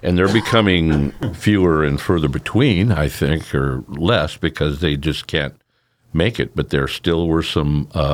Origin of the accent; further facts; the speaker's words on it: Sacramento, California, United States; now in Curry County, Oregon, United States; I grew up in the Sacramento Valley